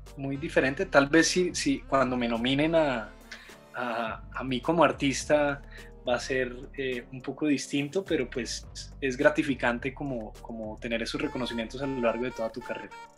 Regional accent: Bogotá, Colombia; yo soy de Bogotá, Colombia.

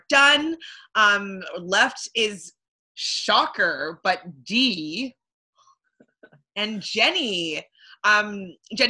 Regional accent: Canada; I'm from Canada

